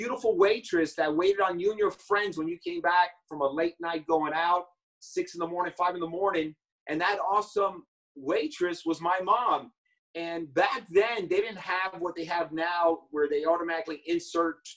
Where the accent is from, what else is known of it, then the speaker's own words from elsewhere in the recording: New York City, New York, United States; I was born in the Bronx in New York